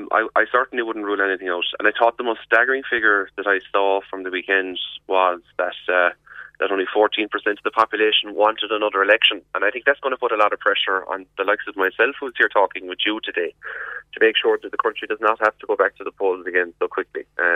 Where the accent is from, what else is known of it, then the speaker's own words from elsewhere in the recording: Youghal, Munster, Ireland; Yall as well, which is my hometown